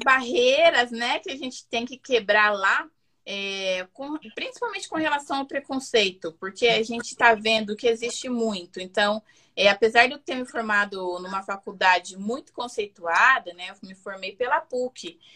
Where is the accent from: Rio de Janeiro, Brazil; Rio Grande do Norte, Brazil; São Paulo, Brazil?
São Paulo, Brazil; Campinas; moved away as an adult; now in Utah, United States; eu sou natural de Campinas, São Paulo. Aí estou morando aqui no estado de Utah, já vai fazer quatro anos